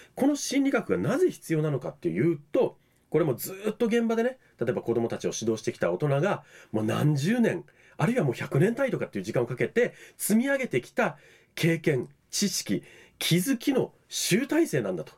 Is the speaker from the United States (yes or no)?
no; Okinawa, Japan; 沖縄に生まれ育ったものとしては